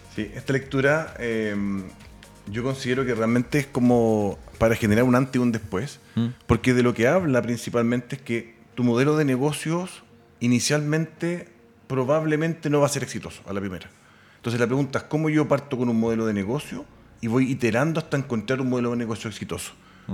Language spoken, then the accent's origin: Spanish; Chile